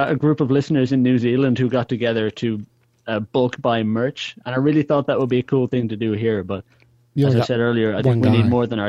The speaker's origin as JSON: {"language": "English", "country": "Ireland", "said": "And I'm like, no, I'm not British. So, oh, I know you're Irish, but you know, you're both, right? You're Irish and British."}